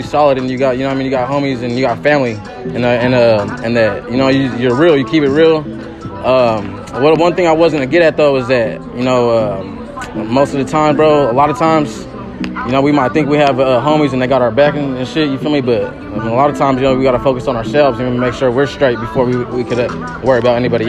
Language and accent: English; Sacramento, California, United States; I'm from Oak Park, Sacramento